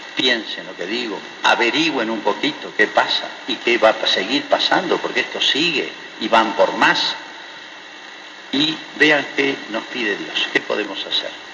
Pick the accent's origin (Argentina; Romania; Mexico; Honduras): Argentina; also born or lived in Malargüe, Mendoza; en Argentina